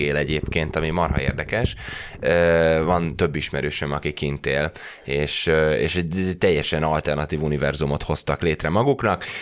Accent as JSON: {"language": "Hungarian", "country": "Hungary", "also_born_or_lived": "United Kingdom", "moved": "as an adult", "said": "visszajönni a magyar közegbe"}